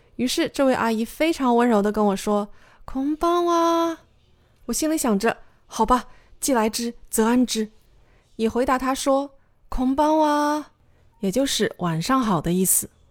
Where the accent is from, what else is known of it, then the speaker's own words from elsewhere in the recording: China; 我是中国人